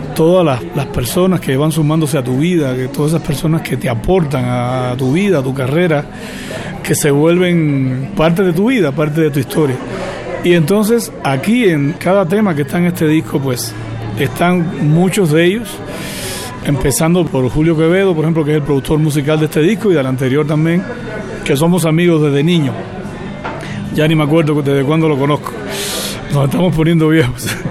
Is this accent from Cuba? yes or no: yes; Cuba; moved away; en Cuba me quedan mis padres